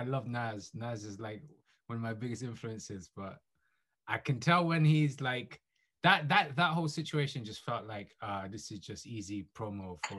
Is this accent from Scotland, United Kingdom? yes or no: yes; Scotland, United Kingdom; moved away; also born or lived in England; I lived in Scotland until 96. I didn't come to England until 96. My dad's Nigerian. My mom's Romanian.